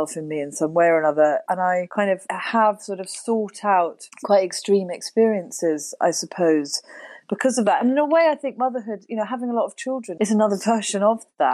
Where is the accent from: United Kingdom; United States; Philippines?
United Kingdom; Wiltshire, South West England; also born or lived in Oxford; moved to the country when I was 7 from Oxford. We moved to Wiltshire